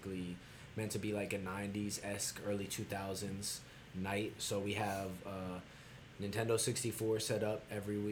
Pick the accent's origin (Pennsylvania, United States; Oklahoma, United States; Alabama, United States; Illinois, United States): Pennsylvania, United States; Philadelphia; I kind of came up in the Philly. I'm from Philadelphia